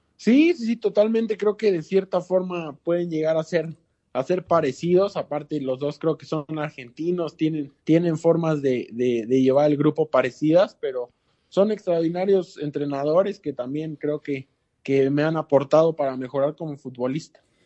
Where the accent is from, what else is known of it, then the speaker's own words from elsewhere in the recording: Mexico; puedo ser más mexicano que peruano porque aquí nací